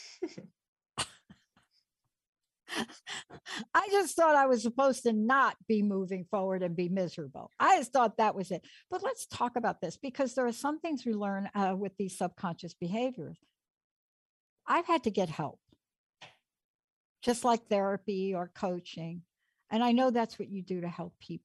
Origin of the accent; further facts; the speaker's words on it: New York City, New York, United States; I grew up in the Bronx.